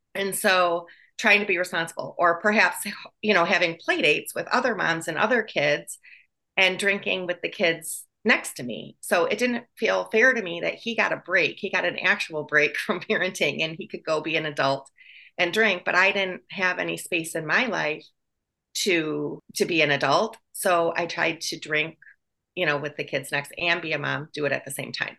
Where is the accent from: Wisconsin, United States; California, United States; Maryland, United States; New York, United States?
Wisconsin, United States; moved away as an adult; also born or lived in Chicago; I was born in Wisconsin.